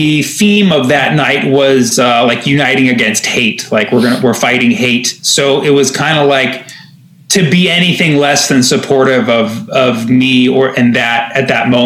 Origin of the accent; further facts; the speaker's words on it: United States; growing up, my identity is American. I never really, like, identified as Palestinian.